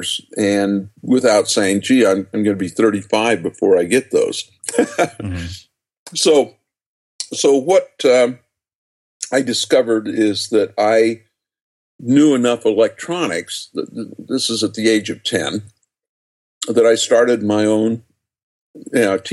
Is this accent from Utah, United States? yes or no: yes; just outside of Salt Lake City, Utah, United States; born or raised there